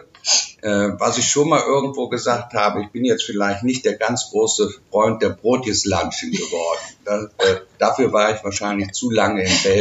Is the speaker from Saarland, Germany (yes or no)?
no; Bonn, North Rhine-Westphalia, Germany; Sie erinnert mich manchmal auch so ein bisschen an die Stadt, wo ich herkomme, Bonn.